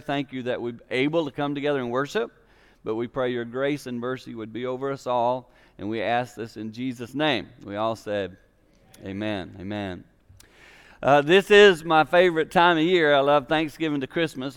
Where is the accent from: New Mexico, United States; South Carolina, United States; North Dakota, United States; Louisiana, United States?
South Carolina, United States; Six Mile; moved away; I'm from South Carolina, six miles South Carolina, and my home church was called Mount Olivet